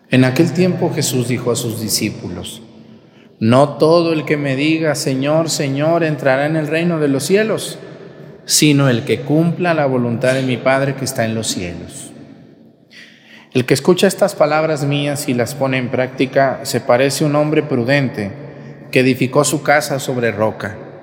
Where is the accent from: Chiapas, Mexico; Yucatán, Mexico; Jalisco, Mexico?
Jalisco, Mexico; Mexticacán; mi pueblo, ...Mestigacán está a 15 minutos de Nochistlán